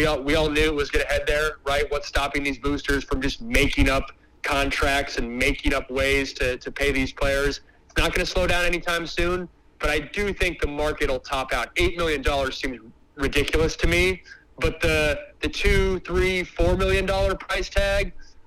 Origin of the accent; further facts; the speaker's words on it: Seattle, Washington, United States; I didn't grow up in Seattle